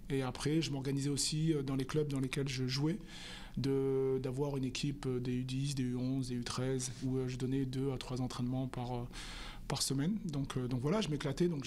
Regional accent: southern France, France; parce que je suis originaire du sud de la France d'aller jouer jouer dans le sud de la France

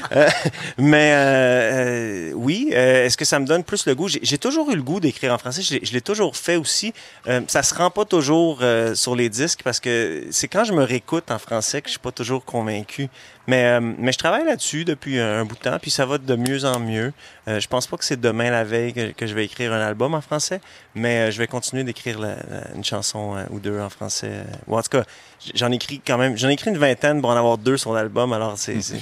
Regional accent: Montreal, Quebec, Canada; moved away as an adult; now in Laurentides, Canada; je, pense que je vais toujours être montréalais, peu importe où je, où je vis

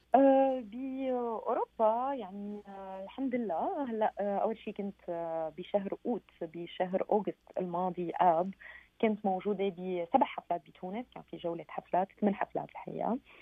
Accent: Syria; now in Paris, France; اني سوريه

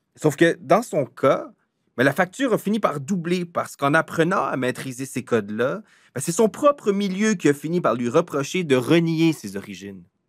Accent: south-east New Brunswick, Canada

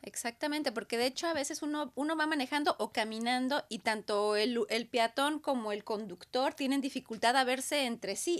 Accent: Aguascalientes, Mexico; now in Canada; la región donde yo crecí, en Aguascalientes, en México, que está en el centro de la República

